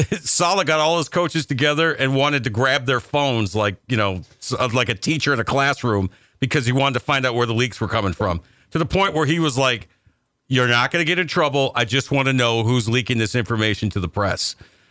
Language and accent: English; New York, United States; I'm a New Yorker.